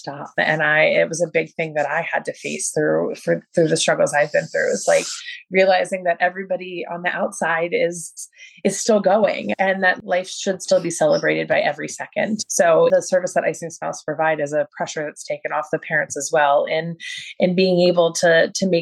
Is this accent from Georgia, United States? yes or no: no; Baltimore, Maryland, United States; I'm from Baltimore